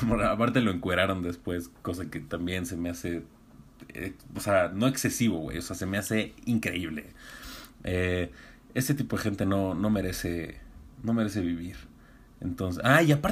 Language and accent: Spanish; Iztacalco, Mexico City, Mexico; yo soy libanés, bueno, o sea, yo soy distacalco, pero, pero no, no, mi tatarabuelo era de, era de Líbano